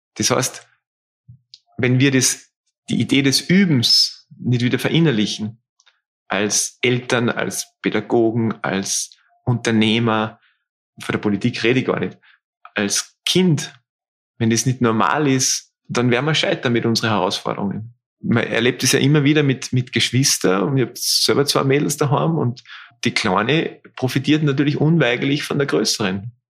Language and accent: German; Austria; bei uns in Österreich